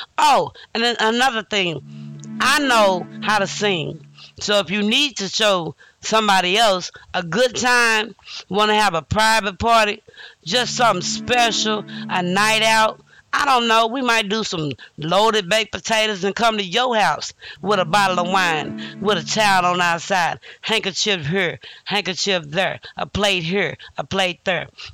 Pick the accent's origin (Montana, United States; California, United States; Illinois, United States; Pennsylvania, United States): Illinois, United States; also born or lived in Louisiana; I'm from Illinois, you know, by way of Louisiana